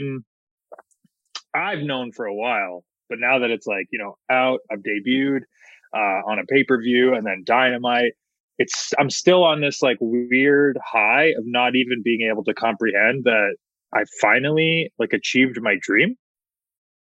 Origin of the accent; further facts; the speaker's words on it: Hamilton, Ontario, Canada; in my hometown of Hamilton, Ontario